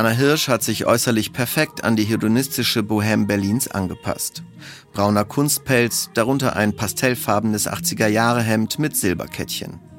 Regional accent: Poland; moved away; Seit zwei Jahren findet in meinem Geburtsland ein bizarrer Kulturkampf statt.

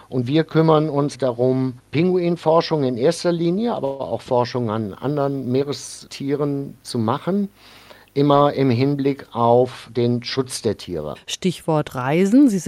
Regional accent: North Rhine-Westphalia, Germany; Ich bin im Rheinland aufgewachsen, in der Nähe von Bonn und habe mir diesen kölschen Humor dann, glaube ich, ein bisschen bewahrt.

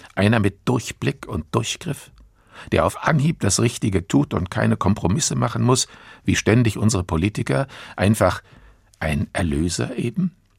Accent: Germany; bei uns in Deutschland

